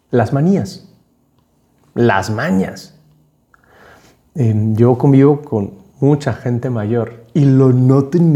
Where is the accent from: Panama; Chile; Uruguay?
Panama; Y entonces yo llegué como un panameño hablando como panameño. Entonces el panameño habla muy rápido, va cortando las palabras, no se le entiende nada. Y eso es lo que me pasaba a mí. No se me entendía nada. Entonces tuve que desaprender mi acento